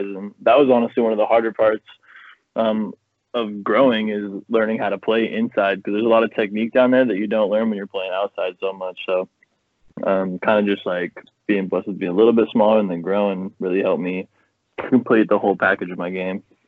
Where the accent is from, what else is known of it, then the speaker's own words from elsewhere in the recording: Pacific Northwest, United States; being born and raised in the Pacific Northwest